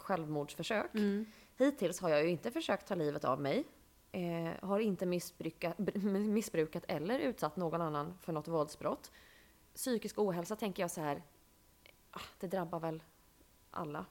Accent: Bankeryd, Jönköping County, Sweden; moved away as an adult; now in Stockholm, Sweden; när jag var liten och bodde i Bankeryd

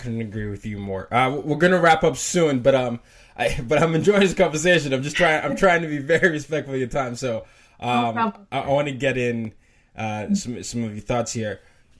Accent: Nigeria; because I'm a Nigerian, right? And my, you know, a lot of times no one knows that I am Nigerian. I know why, you know, it could be the way I sound, whatever.

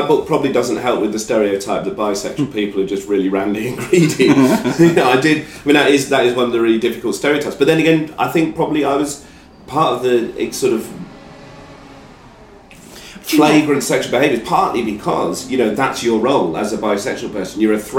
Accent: England, United Kingdom; trying to deal with things that I'd not properly dealt with through being English.

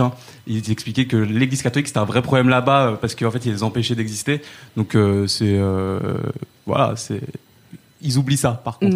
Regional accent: Saint-Denis, Île-de-France, France; j'ai grandi euh, j'ai grandi à Saint-Denis

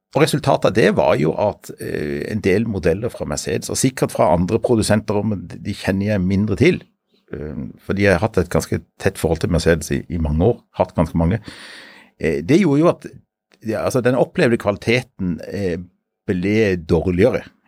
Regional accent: Sørlandet, Norway; also born or lived in Bergen; Jeg er oppvokst på Sørlandet, men jeg er født i Bergen.

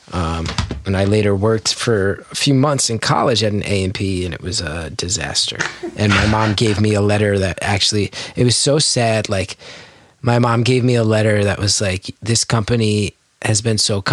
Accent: New Jersey, United States; we're North Jersey guys. We grew up in North Jersey.

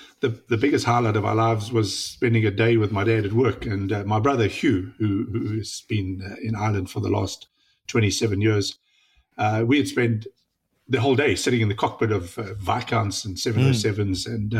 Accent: Johannesburg, Gauteng, South Africa; moved away; I was born up in South Africa, where he had moved to. And my dad, being in engineering in South African Airways, we lived close to the airport at Johannesburg.

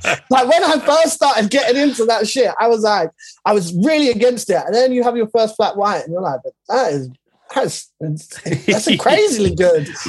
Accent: London, United Kingdom; we grew up in Shepherd's Bush

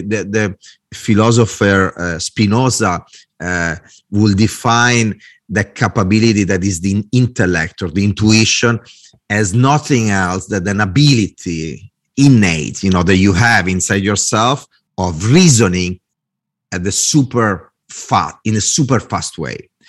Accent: Italy; English is a second language; moved away as an adult; also born or lived in Milan / Dublin; I'm a designer, I'm Italian

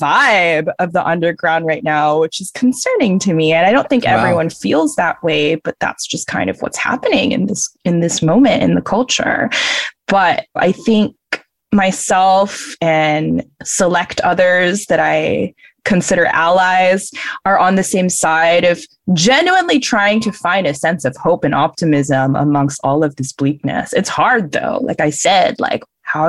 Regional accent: Singapore; moved away; I'm from Southeast Asia, Singapore

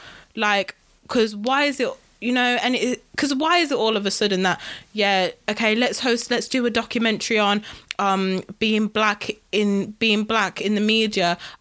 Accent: United Kingdom; I am British, guys.

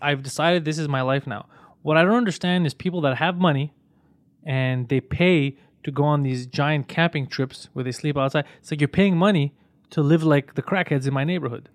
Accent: Quebec, Canada; I was born here and I grew up

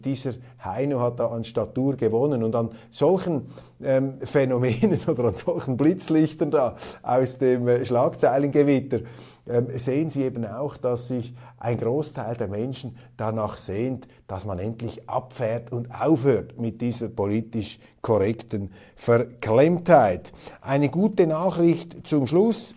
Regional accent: Switzerland; Als Schweizer

